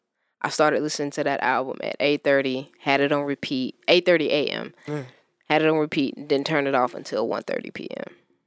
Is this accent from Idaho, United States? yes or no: no; Detroit, Michigan, United States; Like, I know I'm from Detroit. I can rap out like this.